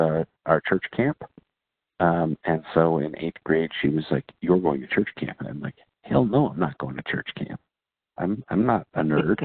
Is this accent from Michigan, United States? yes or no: yes; Michigan, United States; I grew up in Michigan in the church